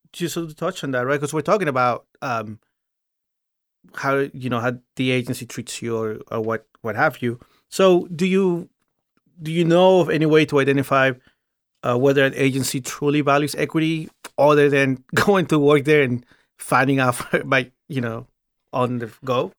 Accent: Virginia, United States; I grew up in Virginia

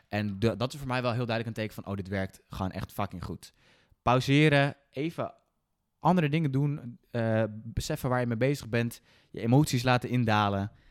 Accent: Netherlands; we hebben als Nederlanders

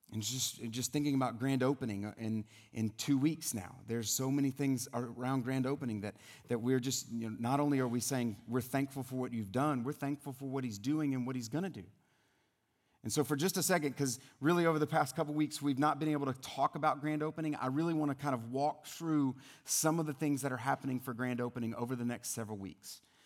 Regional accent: South Louisiana, United States; moved away; I'm originally from the South, from South Louisiana

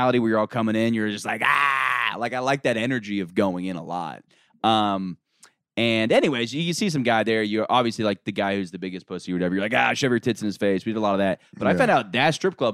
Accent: Orlando, Florida, United States; I'm from Orlando

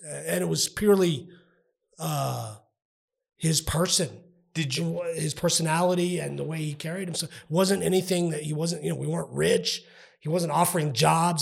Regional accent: El Paso, Texas, United States; I grew up in Northeast El Paso

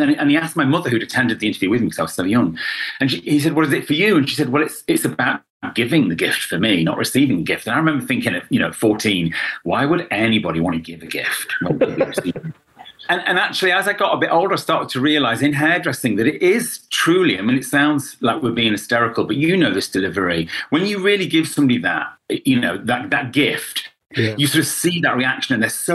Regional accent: Derby, East Midlands, United Kingdom; now in London, United Kingdom; I was born in Derby in the Midlands and two Irish parents

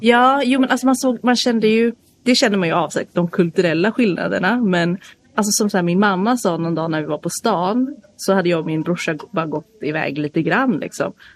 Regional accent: outside Stockholm, Stockholm County, Sweden; moved away as an adult; also born or lived in South Korea; now in Gothenburg, Sweden; jag är uppvuxen utanför Stockholm

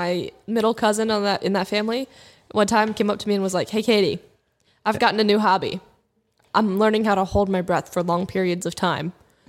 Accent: Ohio, United States; We're from Ohio. We're in the Midwest.

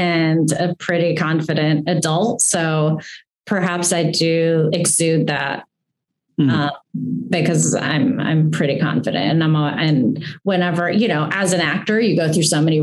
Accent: Greensburg, Pennsylvania, United States; Greensburg, which is my hometown, which I'm obsessed with. I loved growing up there.

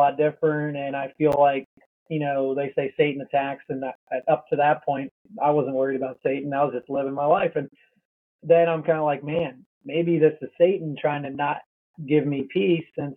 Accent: Pennsylvania, United States; I grew up in Pennsylvania and grew up in a Christian home.

